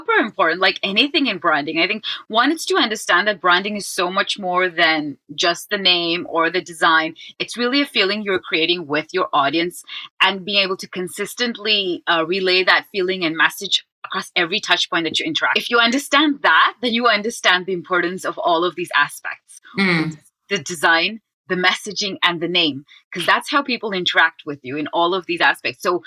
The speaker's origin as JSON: {"language": "English", "town": "Amsterdam", "region": "North Holland", "country": "Netherlands", "said": "I'm from Amsterdam, the Netherlands"}